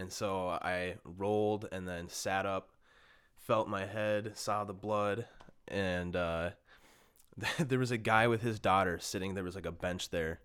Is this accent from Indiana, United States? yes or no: no; Bloomington, Minnesota, United States; born and raised in Minnesota, um, grew up in Bloomington